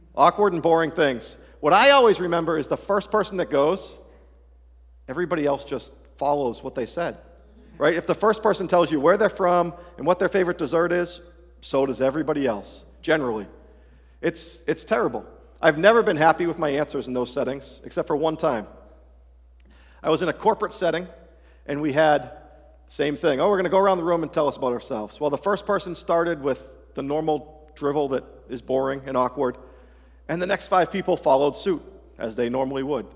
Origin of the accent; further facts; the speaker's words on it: Massachusetts, United States; being born and raised in Massachusetts